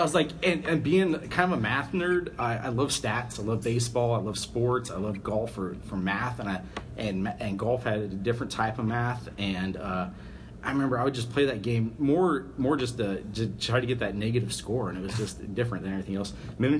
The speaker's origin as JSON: {"language": "English", "town": "Cody", "region": "Wyoming", "country": "United States", "tie": "born or raised there", "said": "Growing up in Cody, Wyoming, there was only one golf course, and it was at a country club, and we just didn't have access to it."}